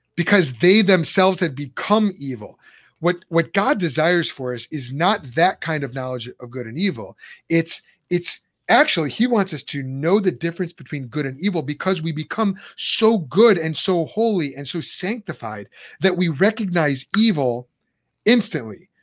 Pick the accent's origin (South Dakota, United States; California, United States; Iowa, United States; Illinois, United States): Illinois, United States; Lombard; moved away; we grew up in on Charlotte Street in Lombard.